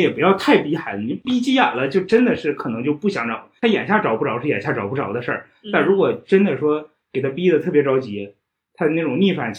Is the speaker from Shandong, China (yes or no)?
yes; Shandong, China; moved away; 我是山东人。 嗯， 我是山东人。